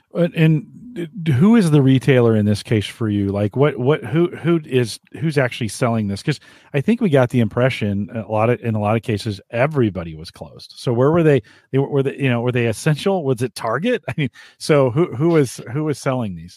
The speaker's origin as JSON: {"language": "English", "town": "San Jose", "region": "California", "country": "United States", "tie": "born or raised there", "moved": "yes", "said": "San Jose, my hometown, I, I didn't, I didn't know how good I had it till I left."}